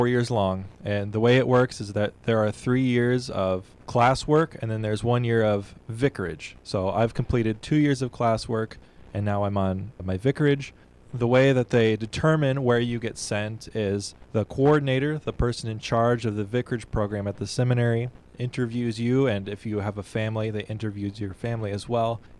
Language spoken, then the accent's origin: English; Central Illinois, United States; also born or lived in Fort Wayne, Indiana; now in Hampton, United States; I'm from the Central Illinois area.